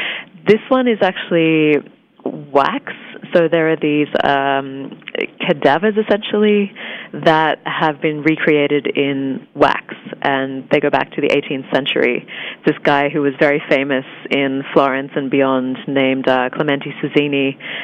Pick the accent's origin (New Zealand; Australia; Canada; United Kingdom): Australia; I think even just growing up in Australia, you're so accustomed to being so far away from most of the world